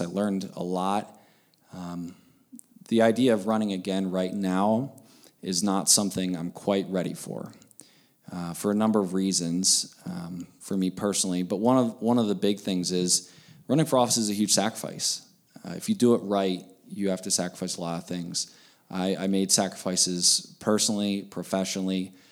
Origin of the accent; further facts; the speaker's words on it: Pennsylvania, United States; moved away as an adult; now in Montana, United States; I grew up in Pennsylvania. Uh, lived there my, my entire childhood and adolescence